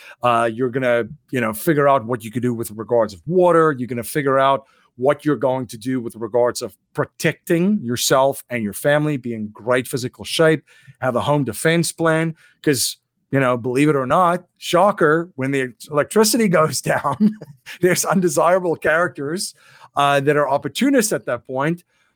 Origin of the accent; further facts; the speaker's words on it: South Africa; You know, and growing up in South Africa, I've had the opportunity to see what challenges you will have if you're not sovereign in those areas.